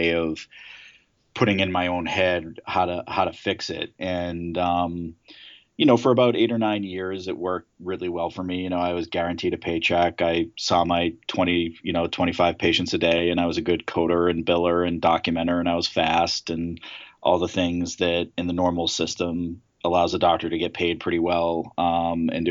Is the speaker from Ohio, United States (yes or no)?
no; Swampscott, Massachusetts, United States; also born or lived in Scottsdale, Arizona; I grew up in Swampscott, Massachusetts, which is about 20 miles on the coast north of Boston